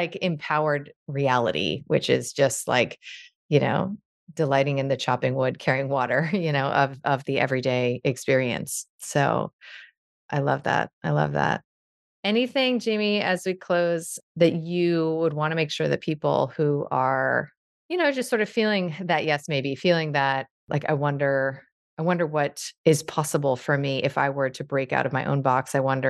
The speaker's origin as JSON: {"language": "English", "region": "New York", "country": "United States", "said": "You know, I'm a New Yorker, I'm a doctor, I'm a liberal, I'm a this"}